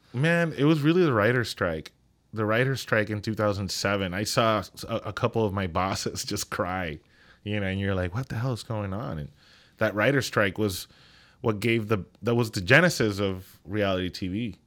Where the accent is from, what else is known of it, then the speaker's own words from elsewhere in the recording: Ponce, Puerto Rico; moved away as an adult; also born or lived in New York; growing up in Puerto Rico, it was a beautiful childhood